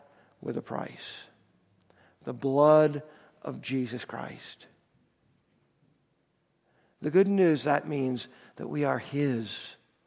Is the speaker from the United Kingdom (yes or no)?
no; Lehigh Valley area, Allentown, Bethlehem, Pennsylvania, United States; I grew up in the Lehigh Valley area, Allentown, Bethlehem area